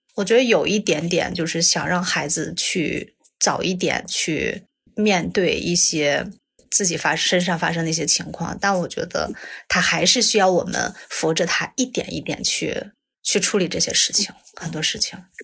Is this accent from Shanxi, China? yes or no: yes; Taiyuan, Shanxi, China; 我来自山西太原